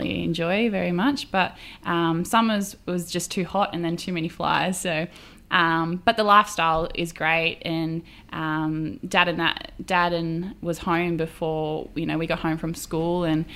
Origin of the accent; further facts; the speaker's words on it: Bega, New South Wales, Australia; I was born in Bega, New South Wales, on the far south coast, and I had a very special upbringing on a dairy farm. So obviously been in Bega all my life